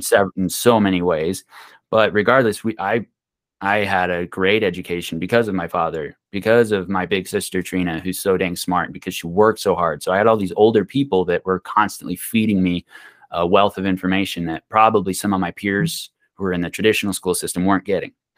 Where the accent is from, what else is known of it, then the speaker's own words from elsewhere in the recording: Pine, United States; we grew up in Pine, um, you have farming